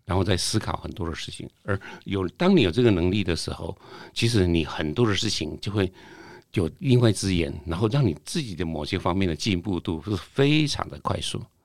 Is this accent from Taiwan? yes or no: yes; Taiwan; 我们台湾人